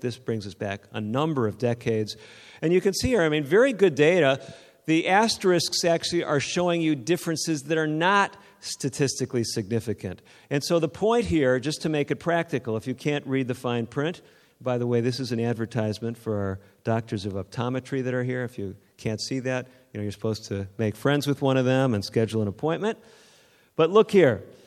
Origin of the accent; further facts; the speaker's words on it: outside of Sacramento, Northern California, United States; I'm from Northern California, outside of Sacramento